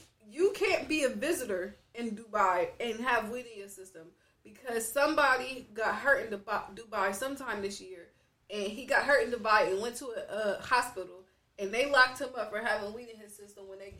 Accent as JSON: {"language": "English", "country": "United States", "said": "that's simply because I'm American. I know. That's just how we grew up. Yeah, that's just we got free will out here. Even though I'm black in America"}